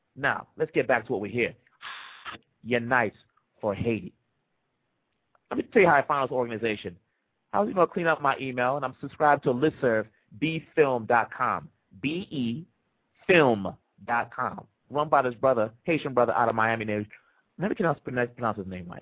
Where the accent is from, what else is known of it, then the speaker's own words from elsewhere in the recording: Kinshasa, DR Congo; moved away; I'm from the Democratic Republic of the Congo.